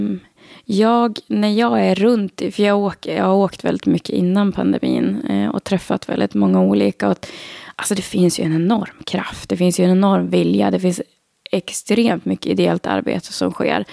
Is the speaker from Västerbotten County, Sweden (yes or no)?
yes; Skellefteå, Västerbotten County, Sweden; moved away as an adult; also born or lived in Sundsvall / Solna / Stockholm; now in Ragunda, Sweden; Det fanns inga direkt jobb hemma i Skellefteå heller